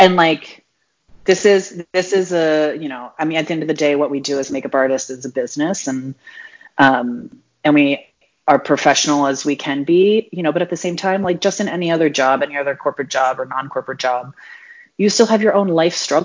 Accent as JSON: {"language": "English", "region": "Delaware", "country": "United States", "tie": "born or raised there", "moved": "yes", "lives_now": "Atlanta, United States", "said": "I grew up in the little tiny state called Delaware"}